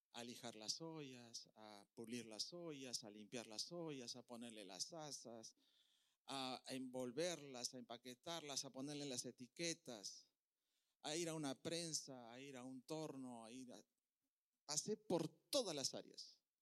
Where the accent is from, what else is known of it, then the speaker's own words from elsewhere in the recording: Peru; now in Puerto Rico; Yo soy de Perú, en Perú comemos muy bien